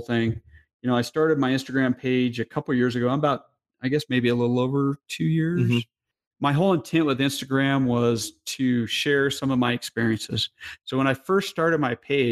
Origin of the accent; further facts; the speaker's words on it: New Mexico, United States; moved away; I'm from New Mexico